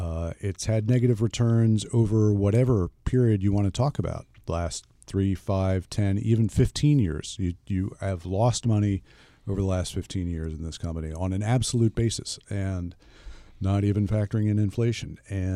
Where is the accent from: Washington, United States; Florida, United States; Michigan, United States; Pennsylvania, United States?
Pennsylvania, United States; I grew up in Philadelphia.